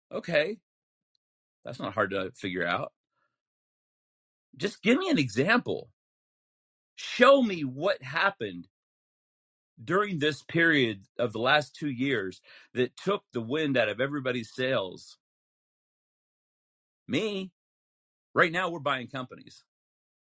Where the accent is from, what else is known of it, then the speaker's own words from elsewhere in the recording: Utah, United States; I'm from Utah